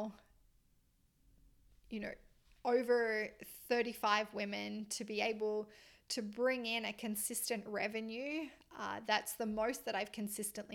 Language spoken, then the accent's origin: English; Australia; moved away as an adult; also born or lived in Melbourne, Australia; now in Canada; I'm Australian